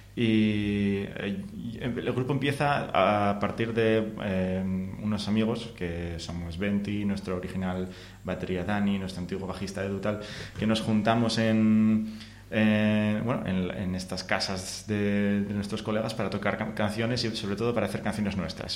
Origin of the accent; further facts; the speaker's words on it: Asturias, Spain; nosotros somos de Asturias